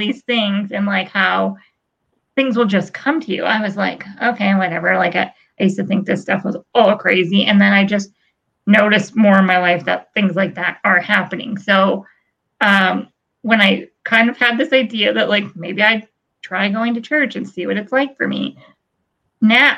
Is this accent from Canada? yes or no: yes; Blackie, Alberta, Canada; where I grew up in Blackie. There's only like 300 people there.